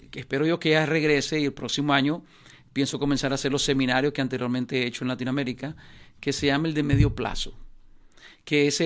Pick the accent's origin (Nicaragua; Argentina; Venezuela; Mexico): Nicaragua; Yo soy nicaragüense y lástima, no he hecho nunca un negocio